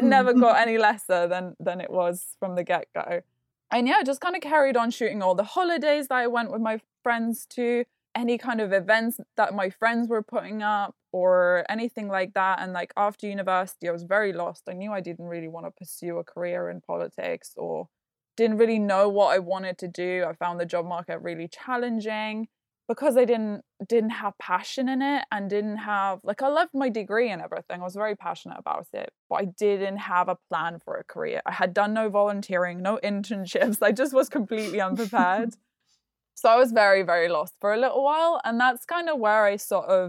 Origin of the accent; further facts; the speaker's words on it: Lithuania; English is a second language; moved away; Lithuania, which is where I grew up.